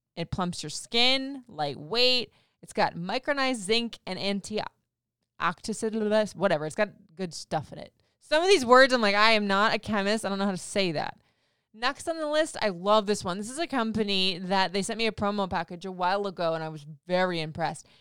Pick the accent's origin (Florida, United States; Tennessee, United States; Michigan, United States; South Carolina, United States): Florida, United States; moved away; growing up in Florida